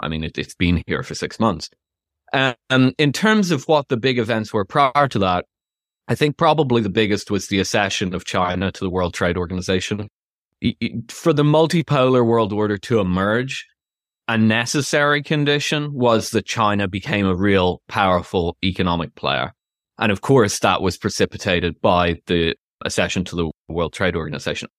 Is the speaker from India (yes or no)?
no; Ireland; moved away as an adult; also born or lived in London / United States; now in United Kingdom; I'm Irish, but I've lived in the UK most of my adult life.